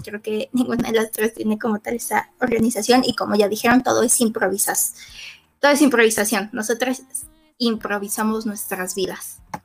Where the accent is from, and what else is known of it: Mexico